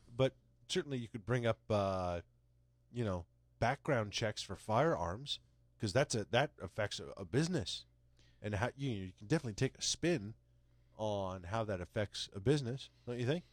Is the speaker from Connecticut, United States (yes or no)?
yes; Connecticut, United States; I'm from Connecticut